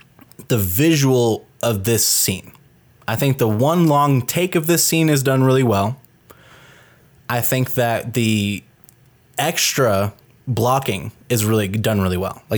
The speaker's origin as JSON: {"language": "English", "country": "Canada", "said": "Actual Canadians. I am from Canada."}